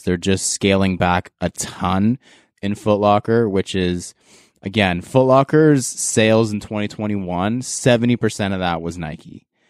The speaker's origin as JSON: {"language": "English", "country": "Canada", "said": "as a Canadian"}